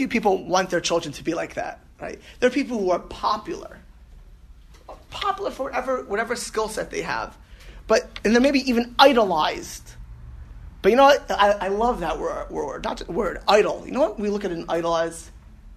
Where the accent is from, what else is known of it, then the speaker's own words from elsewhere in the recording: Miami Beach, Florida, United States; also born or lived in New York; I grew up in Miami Beach. I was born in New York. I was moving when I was two